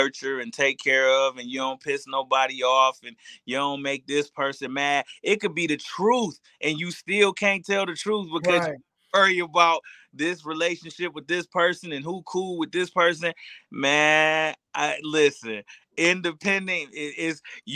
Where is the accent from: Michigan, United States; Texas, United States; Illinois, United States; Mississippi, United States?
Michigan, United States; I'm from Michigan. We blue collar